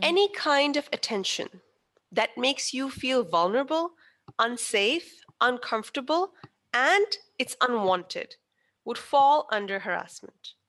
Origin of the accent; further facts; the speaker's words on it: Pakistan; I am Pakistani